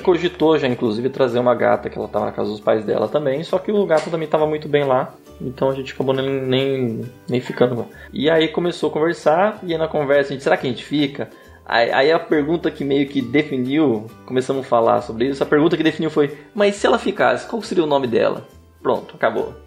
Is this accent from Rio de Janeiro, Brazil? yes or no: no; Sumaré, São Paulo, Brazil; eu sou de Sumaré e vou para Campinas para trabalhar